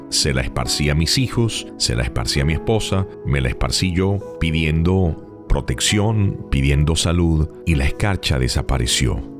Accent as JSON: {"language": "Spanish", "country": "Venezuela", "also_born_or_lived": "Maracaibo, Venezuela", "moved": "yes", "said": "en mi país, en Venezuela, específicamente en la ciudad de Maracaibo"}